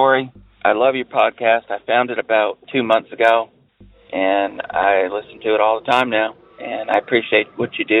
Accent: New Hampshire, United States; now in North Carolina, United States; I grew up in northern New England, New Hampshire, a very small town near the Canadian border.

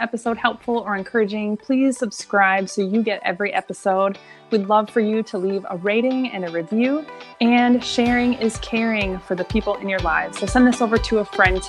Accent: Minnesota, United States; I'm a Minnesotan.

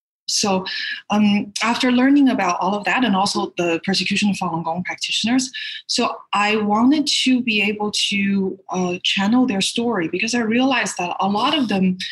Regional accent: Canada; now in United States; I'm a Canadian actress. I live in the States right now.

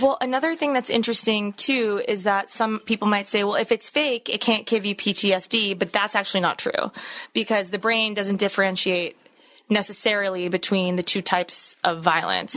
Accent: East Coast, United States; I'm from the East Coast.

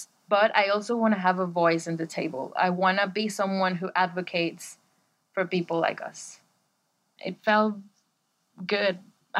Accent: Caracas, Capital District, Venezuela; now in Bristol, United Kingdom; I live in Bristol and I am from Caracas, Venezuela.

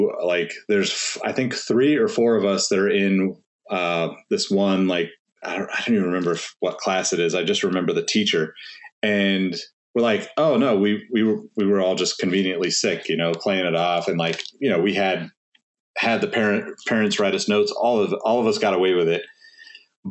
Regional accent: Sacramento, California, United States; growing up in Sacramento

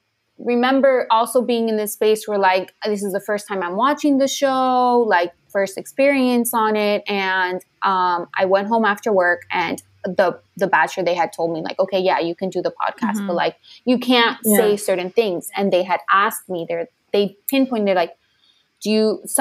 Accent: Miami, Florida, United States; I grew up in Miami

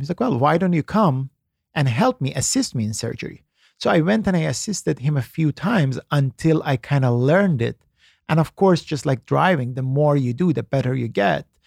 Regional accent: Iran; moved away; I was born in Iran

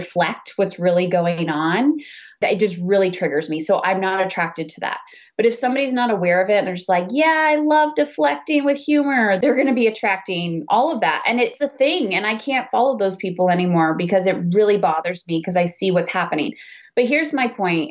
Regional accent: Canada; I'm Canadian

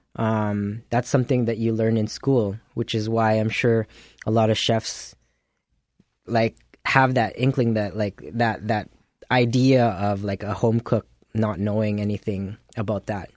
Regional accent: Philippines; now in Winnipeg, Canada; being a Filipino

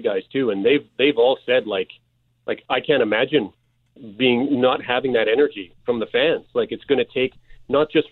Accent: Canada; now in Miami, United States; I'm just a Canadian who lives down here

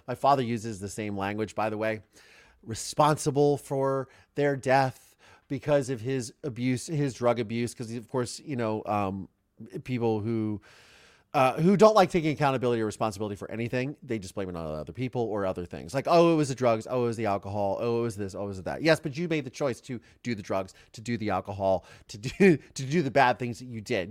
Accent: Ohio, United States; I am from Ohio, but, which is the Midwest

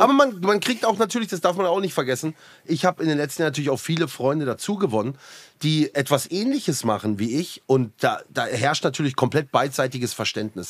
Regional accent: Black Forest, Baden-Württemberg, Germany; Ich komme ja auch hier aus dem Schwarzwald

